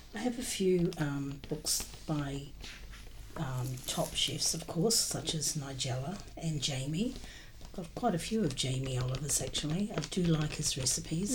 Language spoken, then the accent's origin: English; New Zealand; moved away; I was always um, brought up in New Zealand